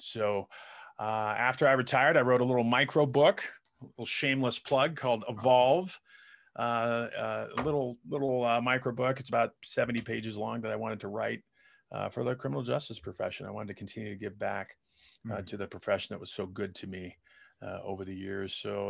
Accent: Colorado, United States; I grew up mainly in Colorado, as we were telling you off the air before we started. I grew up a little bit overseas. I was a military brat.

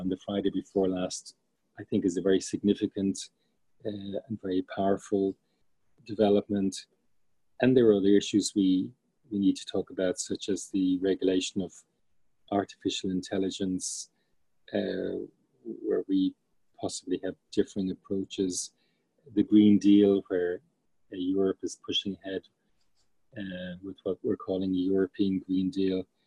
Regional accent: Ireland; moved away as an adult; now in United States; as an Irish person

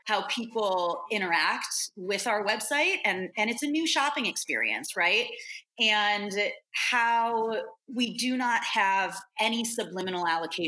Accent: New York, United States; moved away as an adult; now in San Francisco Bay Area, United States; I am a New Yorker at heart, die hard

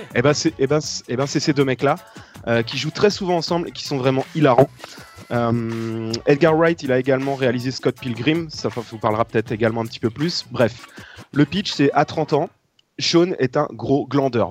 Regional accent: northern France, France; nous, dans le nord de la France

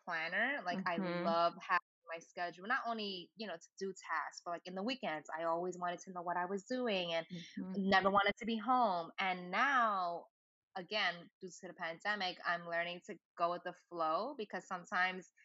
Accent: New York City, New York, United States; also born or lived in Brooklyn; I grew up in the Lower East Side

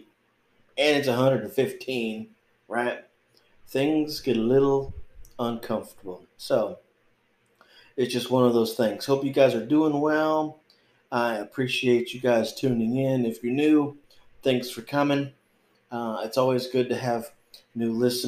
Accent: North Texas, United States; moved away as an adult; also born or lived in Oregon; It's a little bit hot here in North Texas.

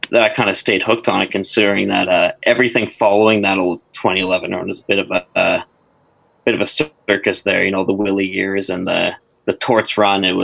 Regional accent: Victoria, British Columbia, Canada; I'm fr- I'm from uh, Victoria on the island here.

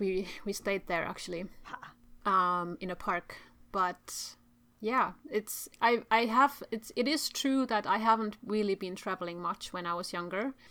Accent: Turku, Southwest Finland, Finland; Which is my hometown

